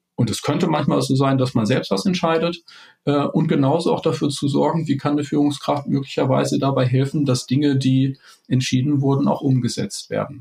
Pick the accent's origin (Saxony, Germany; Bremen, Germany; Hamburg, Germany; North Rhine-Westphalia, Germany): Hamburg, Germany; ich komme aus Hamburg